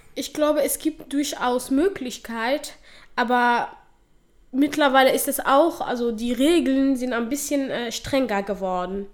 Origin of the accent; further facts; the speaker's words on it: Somalia; German is a second language; now in Dortmund, Germany; ich nenne Somalia meine Heimat. Das ist ja meine Heimat. Dort bin ich geboren und aufgewachsen.